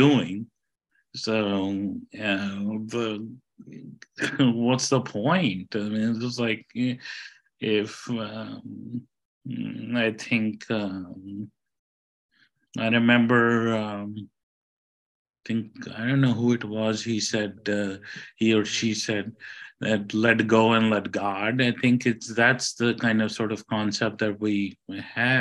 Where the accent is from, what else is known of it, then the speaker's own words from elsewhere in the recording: India; moved away; I'm Indian